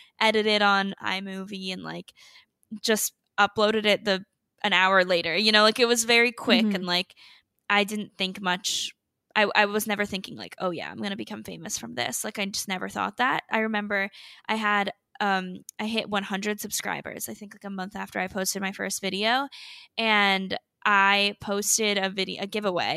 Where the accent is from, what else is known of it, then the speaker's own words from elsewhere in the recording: North Carolina, United States; now in Miami, United States; I currently live in Miami, but I'm from North Carolina